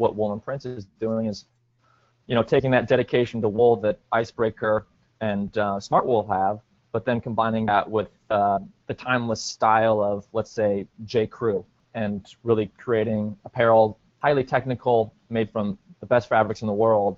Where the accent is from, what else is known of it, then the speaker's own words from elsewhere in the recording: Portland, Oregon, United States; moved away as an adult; also born or lived in New York City / Upstate New York; I'm from Portland, Oregon, and then went to college out in New York, upstate New York, at Cornell University